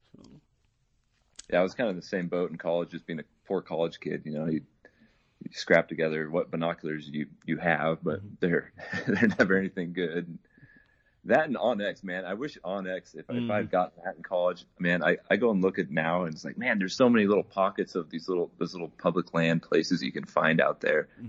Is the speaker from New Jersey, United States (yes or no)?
no; Idaho, United States; I was born and raised up here in Idaho, and currently living in Twin Falls.